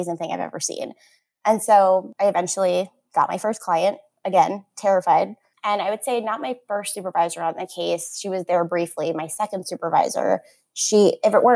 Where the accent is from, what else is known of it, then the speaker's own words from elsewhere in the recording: Florida, United States; I'm from Florida and I'm local here.